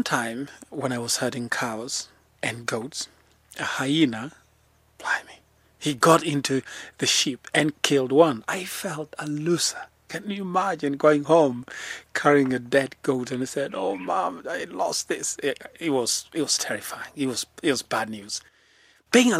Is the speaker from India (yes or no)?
no; Lemek, Narok County, Kenya; I was born in the Maasai Mara in a very small place called Lemek